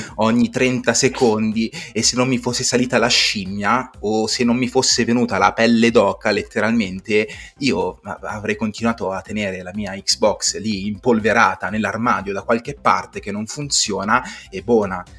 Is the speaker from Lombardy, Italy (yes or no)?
yes; Cinisello Balsamo, Lombardy, Italy; vengo da Cinisello Balsamo, per gli amici Cinisello Beach